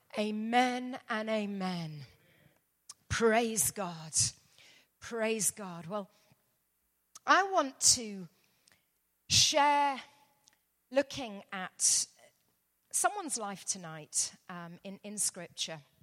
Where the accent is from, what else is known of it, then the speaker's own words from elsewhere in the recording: London, United Kingdom; I'm from London, England, as you can probably hear